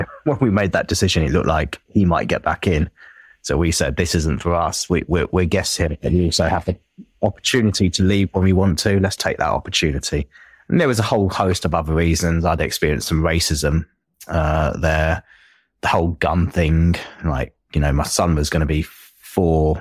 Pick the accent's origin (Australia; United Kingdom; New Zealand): United Kingdom; Enfield, London; accent: Enfield, North London; I think I have quite a strong, at least Enfield, North London accent